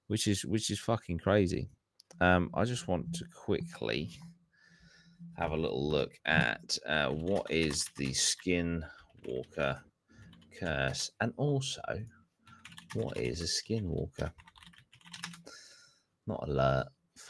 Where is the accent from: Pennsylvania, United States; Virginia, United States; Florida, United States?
Florida, United States; born there; Like how just because I'm born from Florida, that doesn't mean I can't just leave to go to Colorado.